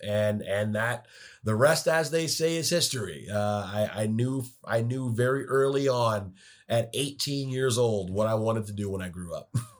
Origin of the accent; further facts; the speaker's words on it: Detroit, Michigan, United States; moved away as an adult; also born or lived in Ann Arbor, Michigan / Ohio / Chicago; now in Seattle, United States; growing up in Detroit